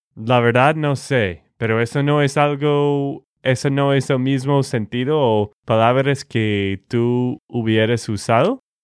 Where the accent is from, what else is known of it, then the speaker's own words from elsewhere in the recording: Texas, United States; de Texas, Estados Unidos